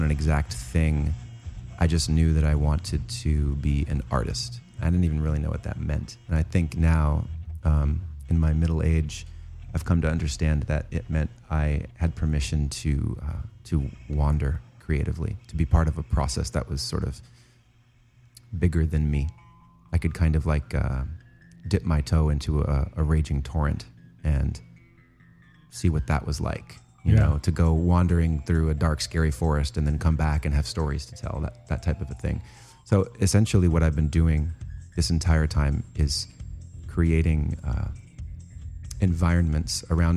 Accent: Santa Monica Mountains, California, United States; I grew up in the Santa Monica Mountains

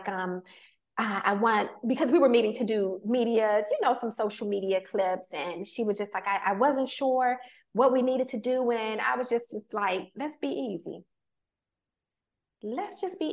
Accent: Washington, District of Columbia, United States; me growing up in Washington, D.C., that's Chocolate City

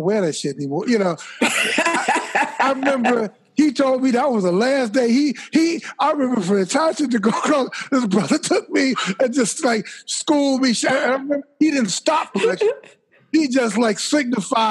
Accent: Chicago, Illinois, United States; also born or lived in Phoenix, Illinois; I was born in Chicago, but for a few years, we lived in a little place like Phoenix, Illinois

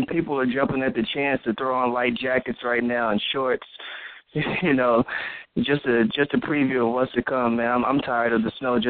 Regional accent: New Albany, Indiana, United States; moved away; also born or lived in Louisville, Kentucky; Well, originally, okay, I grew up in Indiana and Kentucky. So to be more specific, New Albany, Indiana, and Louisville, Kentucky.

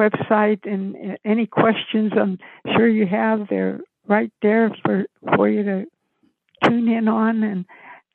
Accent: a small town outside of Pittsburgh, Pennsylvania, United States; moved away; I came from Pittsburgh, a small town outside of Pittsburgh

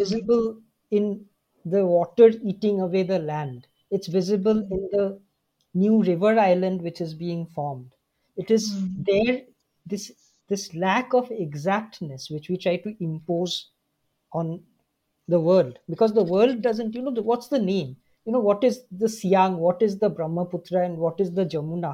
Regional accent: Shillong, Meghalaya, India; I'm from Shillong

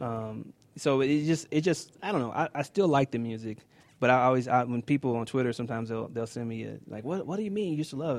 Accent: Kansas City, United States; I'm from Kansas City. Okay. Born and raised.

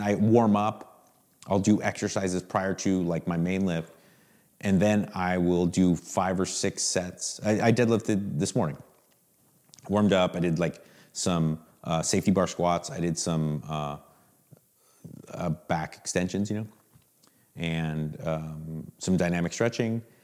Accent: Southern California, United States; I grew up, literally, I grew up in Southern California

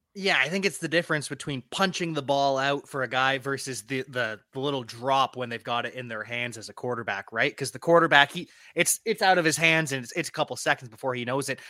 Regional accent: Canada; also born or lived in Ontario; I am Canadian. I live in Ontario

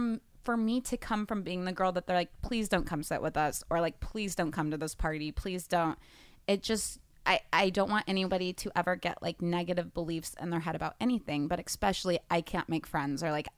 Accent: Kansas, United States; moved away as an adult; now in Los Angeles, United States; Like, so I'm from Kansas, and when I moved out to California, that was the first moment I had some really good friends in Kansas.

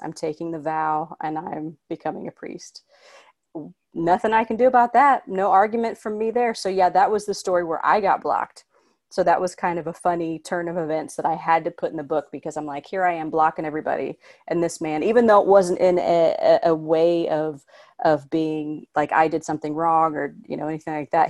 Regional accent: Indiana, United States; now in Los Angeles, United States; I'm from Indiana, but I genuinely thought when I moved to L

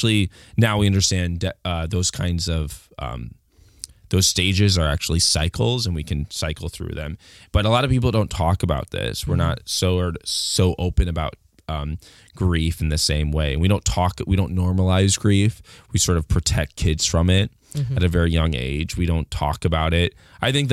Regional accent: United States

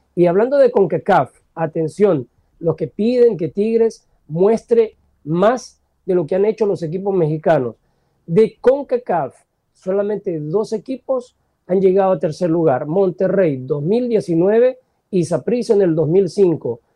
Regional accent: El Salvador; nací en El Salvador

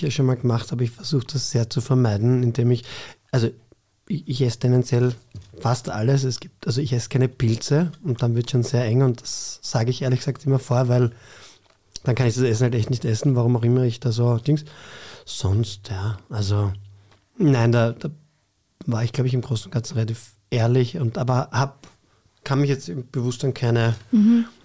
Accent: Vienna, Austria; Ich bin in Floridsdorf aufgewachsen, das ist ein bisschen anders.

